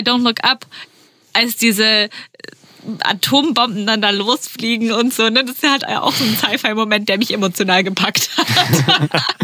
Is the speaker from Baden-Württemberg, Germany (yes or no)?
yes; Baden-Württemberg, Germany; in Baden-Württemberg, wo ich herkomme